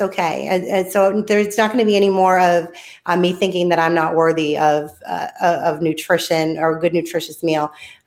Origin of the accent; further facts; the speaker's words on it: Boston, Massachusetts, United States; moved away as an adult; now in Tennessee, United States; I'm a city girl. I'm from Boston